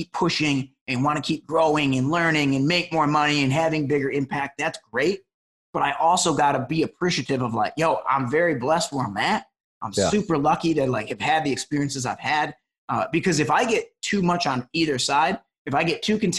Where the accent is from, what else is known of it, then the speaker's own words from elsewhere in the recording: Detroit, Michigan, United States; now in Los Angeles, United States; I grew up in Metro Detroit, you know, was the son of a cop